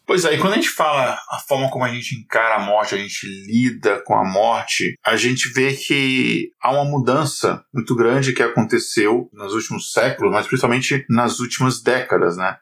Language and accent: Portuguese; Brazil; now in United States; mas no Brasil especificamente, que eu me lembro, né, que onde eu cresci